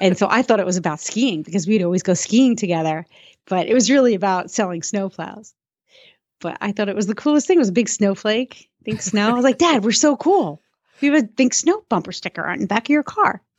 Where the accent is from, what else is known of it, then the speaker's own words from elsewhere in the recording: Suffern, New York, United States; I was born in Suffern, New York